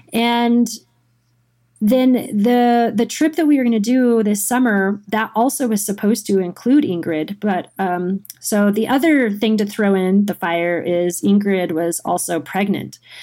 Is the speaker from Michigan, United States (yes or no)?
no; Girdwood, Alaska, United States; moved away as an adult; also born or lived in Anchorage, Alaska / Tahoe; born and raised in Alaska, um, Girdwood, Alaska